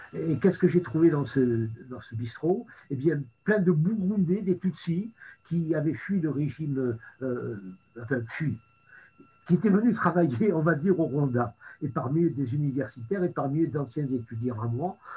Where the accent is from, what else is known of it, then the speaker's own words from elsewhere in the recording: France; j'ai été accueilli en tant que Français